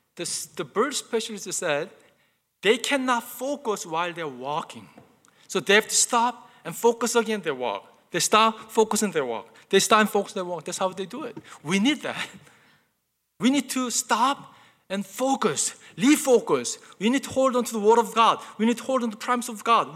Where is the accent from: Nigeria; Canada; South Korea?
South Korea; moved away; I remember growing up, growing up in Korea, uh, my mom used to buy me brand new clothes